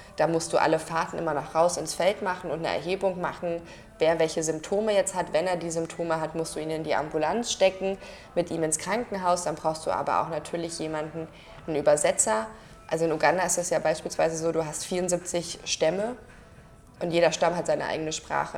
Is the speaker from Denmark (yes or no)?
no; Germany; bei uns in Deutschland